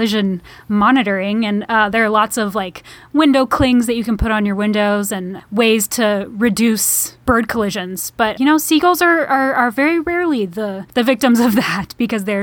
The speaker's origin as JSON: {"language": "English", "town": "Austin", "region": "Texas", "country": "United States", "tie": "born or raised there", "said": "as a person from Austin, Texas"}